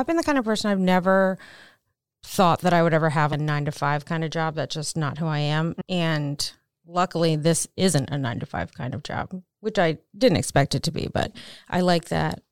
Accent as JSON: {"language": "English", "region": "Maryland", "country": "United States", "moved": "yes", "said": "I'm from Maryland, so didn't live far from Baltimore."}